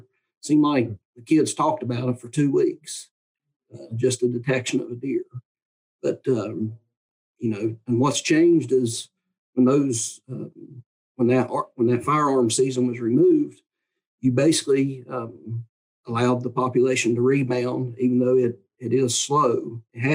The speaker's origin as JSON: {"language": "English", "area": "Wyoming County", "region": "West Virginia", "country": "United States", "tie": "born or raised there", "said": "I grew up in Wyoming County"}